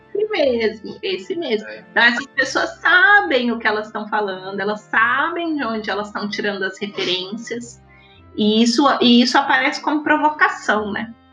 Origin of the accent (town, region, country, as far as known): Brazil